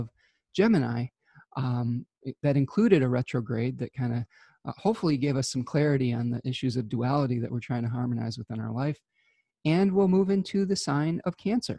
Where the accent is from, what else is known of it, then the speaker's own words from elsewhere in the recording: United States; my home country of America